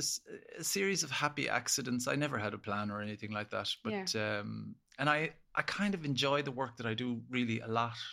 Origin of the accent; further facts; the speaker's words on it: Ennis, Munster, Ireland; now in Dublin, Ireland; I grew up in Ennis, County Clare